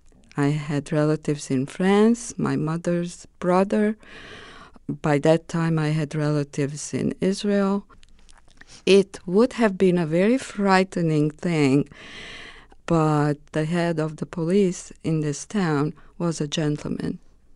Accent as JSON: {"language": "English", "country": "Romania", "tie": "born or raised there", "second_language": "English", "moved": "as an adult", "said": "I was asked to lead a delegation of Romanian officials from my hometown to Holland."}